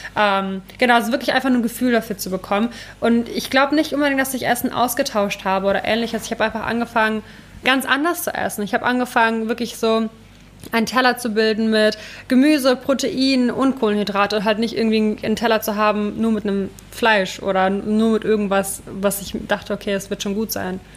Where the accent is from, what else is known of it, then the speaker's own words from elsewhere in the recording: Ukraine; moved away; da wo ich herkomme aus der Ukraine